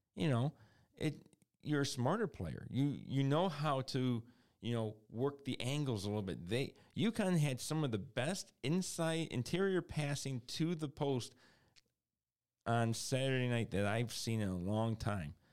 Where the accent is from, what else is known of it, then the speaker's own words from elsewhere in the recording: Detroit, Michigan, United States; we're from Detroit